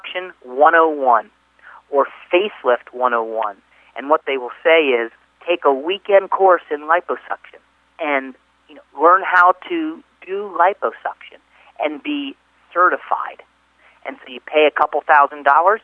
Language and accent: English; East Coast, United States; I'm from the East Coast